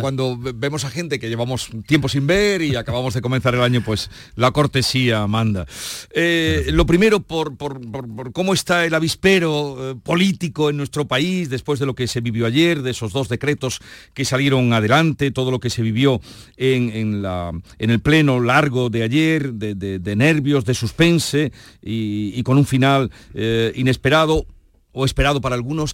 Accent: Andalusia, Spain; somos andaluces

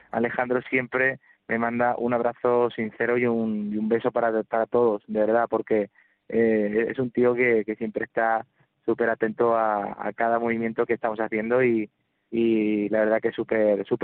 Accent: Córdoba, Andalusia, Spain; La verdad que estoy muy contento del recibimiento de, mi tierra, de mi gente.

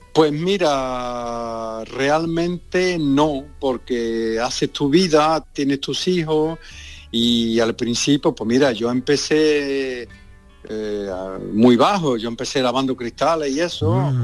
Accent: San Juan de Aznalfarache, Andalusia, Spain; moved away as an adult; also born or lived in Villanueva del Ariscal; now in France; yo nací en Villanueva de Remina, allí voy poco, porque está un poquito lejos, pero donde viví casi toda mi vida, en San Juan de Farache

